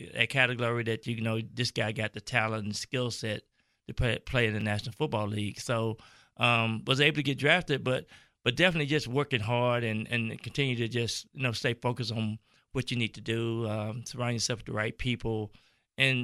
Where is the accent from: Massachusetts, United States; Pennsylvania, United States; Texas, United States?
Texas, United States; Texarkana; I was born in Texarkana. It's a city on half of it on the Texas side, half of it on the Arkansas side. I'm from the Texas side